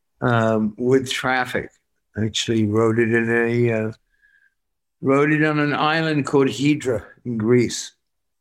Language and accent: English; Worcester, West Midlands, United Kingdom; I'm from Worcester